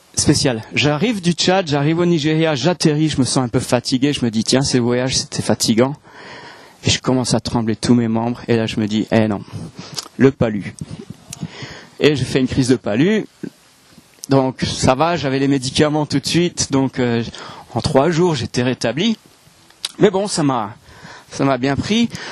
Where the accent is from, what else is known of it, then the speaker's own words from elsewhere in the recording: France; moved away as an adult; also born or lived in Hong Kong; now in Alsace, France; je suis français. Même s'il y a des gens qui ont des doutes, je suis français